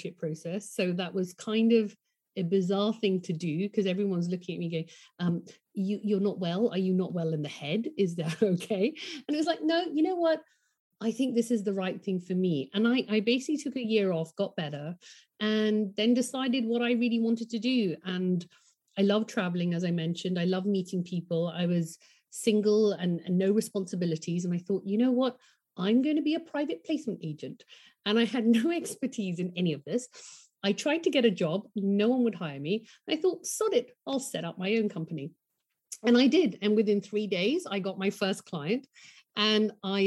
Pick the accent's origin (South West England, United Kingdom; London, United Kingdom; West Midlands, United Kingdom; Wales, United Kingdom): London, United Kingdom; I grew up in London.